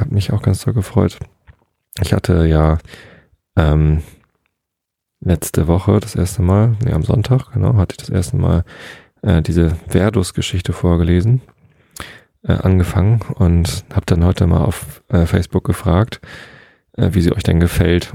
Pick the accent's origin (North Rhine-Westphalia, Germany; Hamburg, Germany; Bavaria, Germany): Hamburg, Germany; als Hamburger